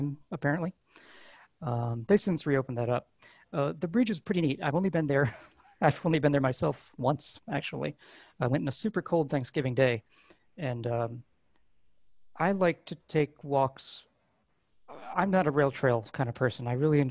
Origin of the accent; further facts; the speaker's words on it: Pleasant Valley, New York, United States; also born or lived in Poughkeepsie; I was born in Poughkeepsie and grew up in Pleasant Valley